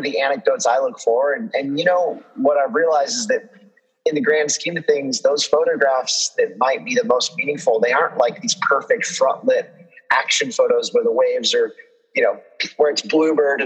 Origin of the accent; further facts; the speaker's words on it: Central Coast of California, United States; growing up in the Central Coast of California